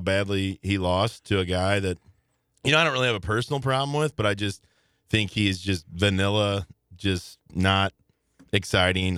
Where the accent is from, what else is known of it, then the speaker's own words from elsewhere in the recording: Belleville, Illinois, United States; Belleville, my, my hometown